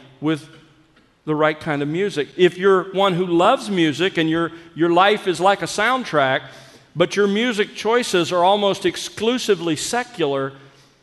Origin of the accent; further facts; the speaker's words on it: South Alabama, United States; I grew up in South Alabama